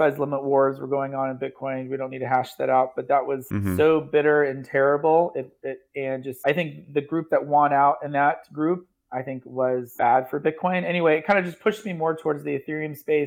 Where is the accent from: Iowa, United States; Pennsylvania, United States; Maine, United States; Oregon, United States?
Oregon, United States; moved away as an adult; also born or lived in Illinois; now in South Carolina, United States; I grew up in Oregon